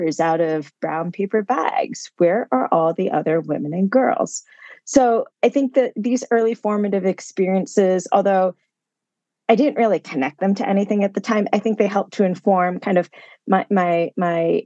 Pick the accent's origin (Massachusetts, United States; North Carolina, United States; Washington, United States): Massachusetts, United States; Concord; I grew up outside of Boston, Massachusetts, around the town of Concord